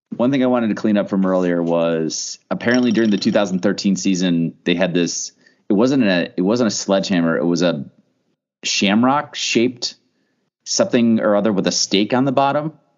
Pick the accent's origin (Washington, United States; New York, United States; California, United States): New York, United States; I'm from New York